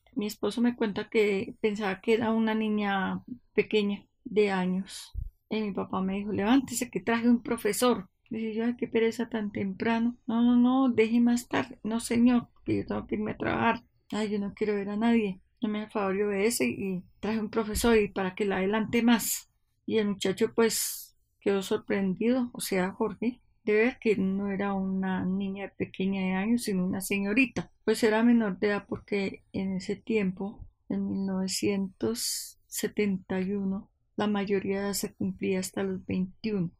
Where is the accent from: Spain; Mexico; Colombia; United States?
Colombia; Villarrica, Tolima; now in Bogotá, Colombia; Nací en Villarrica, Tolima, en el año 1949